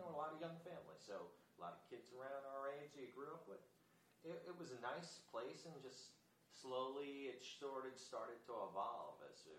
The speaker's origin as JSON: {"language": "English", "town": "Freeport", "region": "New York", "country": "United States", "tie": "born or raised there", "moved": "as an adult", "lives_now": "Jacksonville, United States", "said": "my parents had lived in a town called Freeport, sort of a young town, big port city sort of thing, and I was born in a hospital close from Rockville Center, South Nassau."}